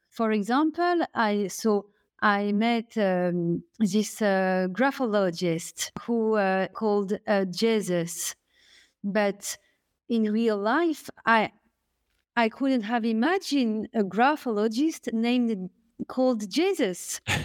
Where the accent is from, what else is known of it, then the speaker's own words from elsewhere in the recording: France; accent: French; English is a second language; my French accent